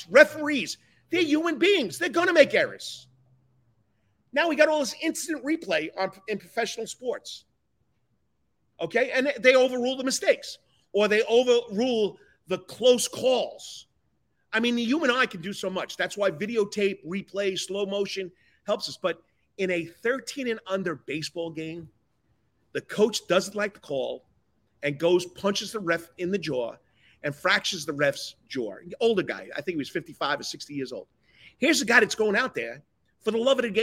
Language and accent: English; New York, United States; moved away as an adult; also born or lived in Georgia; now in Thunderbolt, United States; being a New Yorker, being a loud guy, even though I am a Southern Yankee, I've been here for 27 years